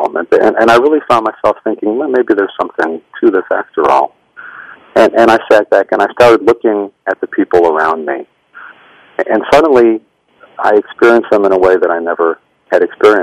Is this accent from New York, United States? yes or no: yes; Rochester, New York, United States; also born or lived in Brooklyn, New York; I was born in Brooklyn. My mother grew up in an Orthodox Jewish household in Brooklyn, and my father grew up in a more assimilated kind of home. And they moved to Rochester when I was a baby, and I grew up there